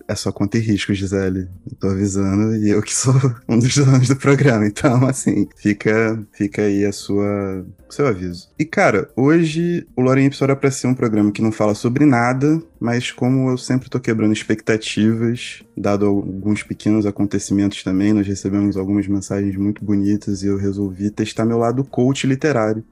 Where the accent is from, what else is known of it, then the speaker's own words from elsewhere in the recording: Brazil; como brasileiros, assim, que nunca tiveram estado de guerra mundial dessa forma